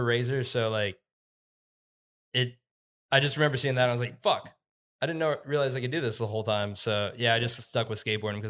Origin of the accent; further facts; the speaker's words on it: Columbus, Ohio, United States; moved away as an adult; now in Colorado, United States; I never thought I would leave. I thought I would die in Ohio, and then...